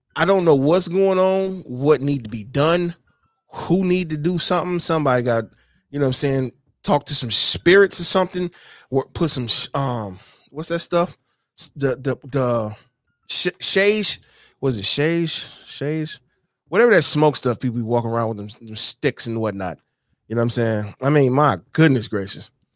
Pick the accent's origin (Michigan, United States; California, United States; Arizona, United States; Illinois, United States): Michigan, United States; my home state. It's because I was bred here, born here